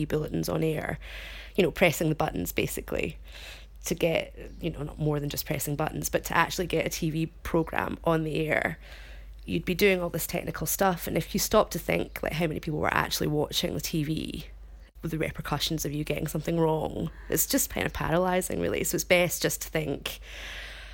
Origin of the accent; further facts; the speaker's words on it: Glasgow, Scotland, United Kingdom; moved away as an adult; also born or lived in Rome, Italy; now in Belgium; I worked in Glasgow in my hometown.